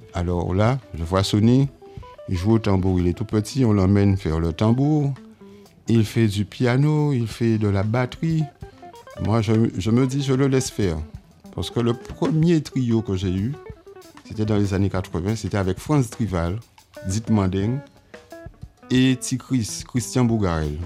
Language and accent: French; Marie-Galante, Guadeloupe; now in Pointe-à-Pitre, Guadeloupe; je suis né à Pointe-à-Pitre, mais j'ai été élevé à Marie-Galante